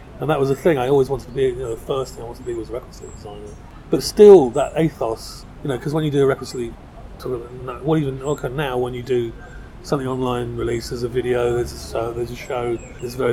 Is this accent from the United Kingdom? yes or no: yes; London, United Kingdom; I grew up in South London